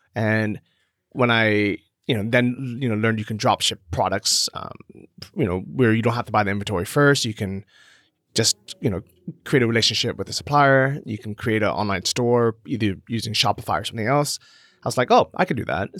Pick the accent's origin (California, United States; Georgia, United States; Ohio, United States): California, United States; San Francisco; moved away as an adult; also born or lived in Los Angeles, United States; I grew up in California and San Francisco